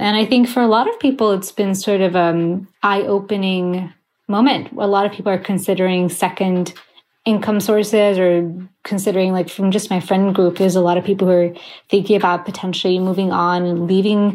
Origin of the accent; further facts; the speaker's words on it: Sweden; moved away as an adult; also born or lived in Gothenburg, Sweden; now in New York City, United States; Both of my parents are Iraqi, and I was born and raised in Sweden